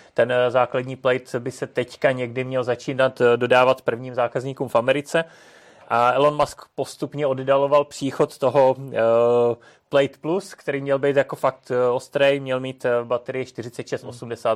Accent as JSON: {"language": "Czech", "country": "Czechia"}